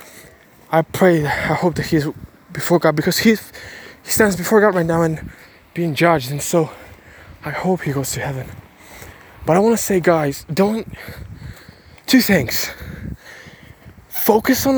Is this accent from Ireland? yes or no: no; Ukraine; English is a second language; I was born in Ukraine, spoke 5 languages by the age of, spoke 1 language by the age of 12, and then in 6-7 years learned 4 languages.